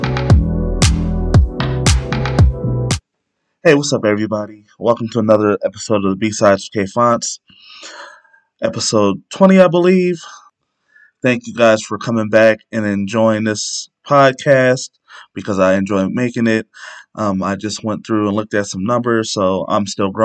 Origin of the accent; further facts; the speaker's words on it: Canton, Ohio, United States; I'm from Canton, Ohio